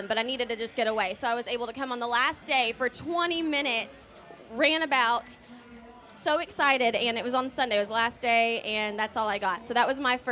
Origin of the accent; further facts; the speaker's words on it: Tennessee, United States; Born and raised in Tennessee